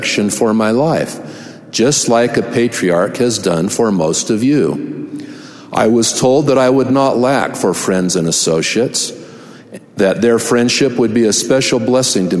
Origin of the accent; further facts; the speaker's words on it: Salt Lake Valley, Utah, United States; From my earliest days growing up in the Cottonwood Stake in the Salt Lake Valley